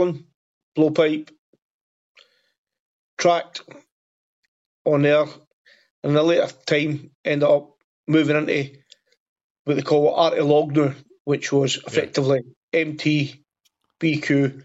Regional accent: Airdrie, Scotland, United Kingdom; moved away as an adult; I'm originally from Airdrie, and that's where I live back now, Airdrie in Scotland.

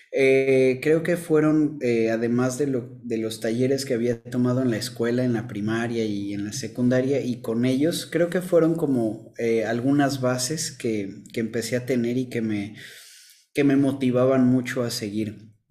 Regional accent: Mexico City, Mexico; now in Villahermosa, Mexico; Actualmente estoy viviendo en Villahermosa, Tabasco. Eh, soy de Ciudad de México, pero del 2000 al 2010 viví acá

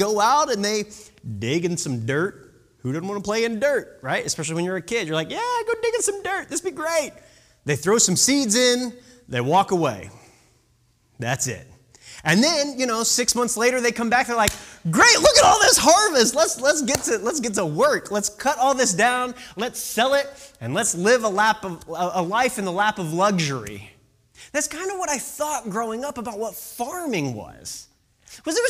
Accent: Illinois, United States; moved away; I grew up in the Midwest. I grew up in Illinois

